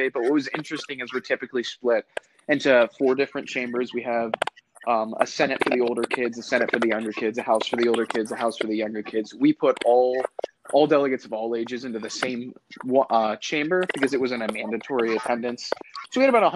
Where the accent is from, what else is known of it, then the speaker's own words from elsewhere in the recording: Pennsylvania, United States; I'm from Pennsylvania